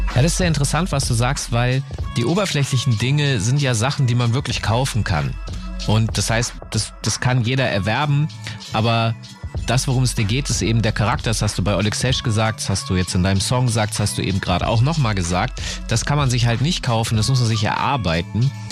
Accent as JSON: {"language": "German", "town": "Hanover", "region": "Lower Saxony", "country": "Germany", "said": "ich aus Hannover komme"}